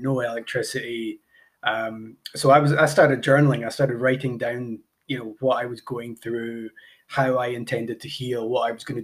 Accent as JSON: {"language": "English", "region": "Highlands of Scotland", "country": "United Kingdom", "said": "I'm from the Highlands of Scotland, where we're a little bit behind with a lot of these things"}